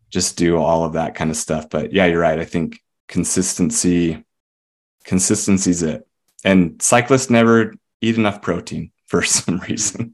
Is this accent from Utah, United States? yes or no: yes; Murray, Utah, United States; moved us up here when I was about ten